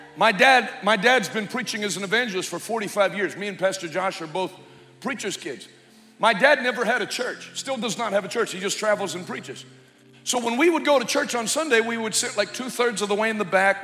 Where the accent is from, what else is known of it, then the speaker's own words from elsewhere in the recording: United States; I'm an American.